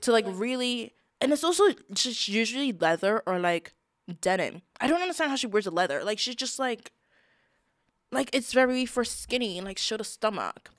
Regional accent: United Kingdom; We're British

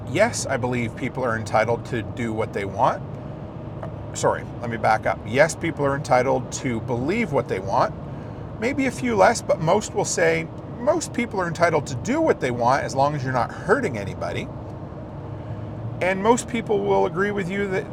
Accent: Canada; I was born here in Canada

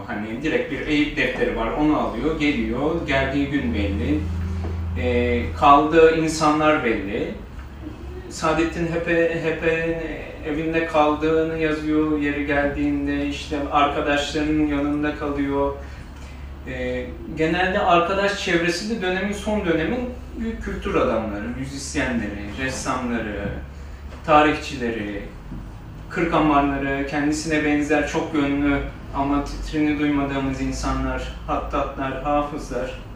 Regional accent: Balıkesir, Turkey; moved away; also born or lived in Istanbul; ben Balıkesir'de büyüdüm.

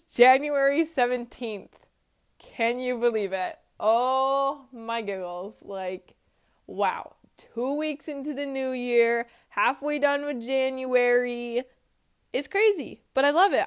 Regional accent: Georgia, United States; I was just from Georgia

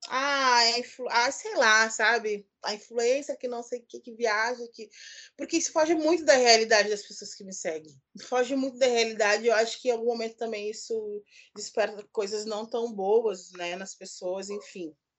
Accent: Porto Alegre, Rio Grande do Sul, Brazil; now in Salvador, Brazil; eu sou natural de Porto Alegre

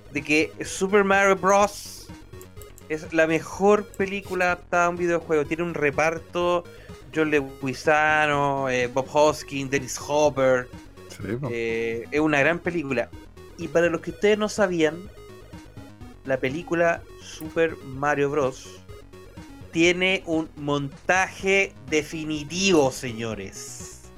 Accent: Chile; yo soy chileno

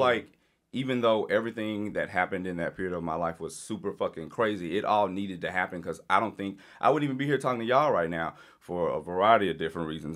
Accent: Louisiana, United States; I grew up in Louisiana.

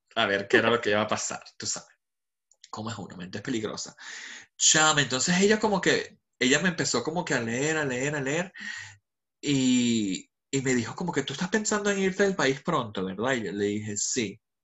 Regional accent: Venezuela; also born or lived in Dubai; now in London, United Kingdom; Yo soy venezolano, 100%

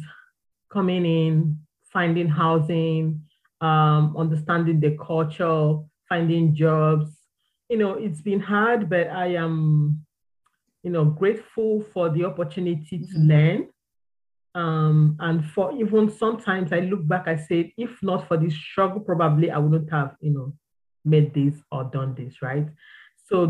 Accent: Nigeria; moved away as an adult; back home I'm from Nigeria. Back home, I had a stable and clear career path

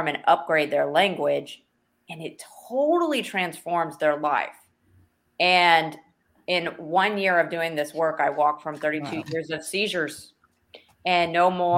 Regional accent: Texas, United States; we're from Texas, so you got to understand. We live in Texas.

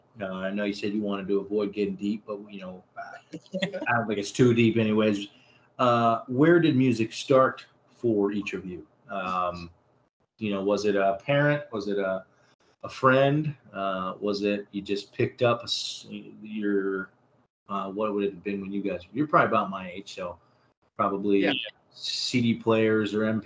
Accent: Northeast Ohio, United States; growing up in Northeast Ohio

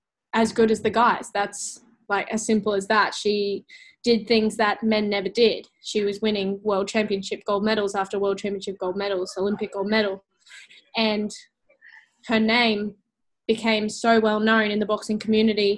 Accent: Gold Coast, Queensland, Australia; on the Gold Coast, in my hometown

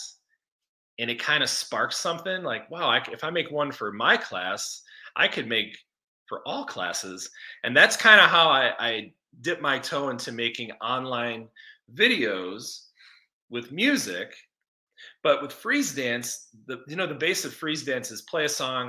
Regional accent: Chicago, Illinois, United States; moved away as an adult; now in Colorado, United States; I grew up in Chicago

